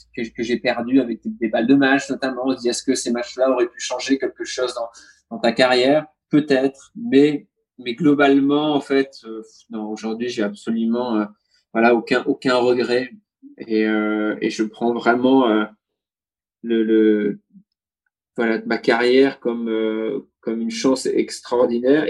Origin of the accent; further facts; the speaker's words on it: France; je suis français, je suis à l'autre bout du monde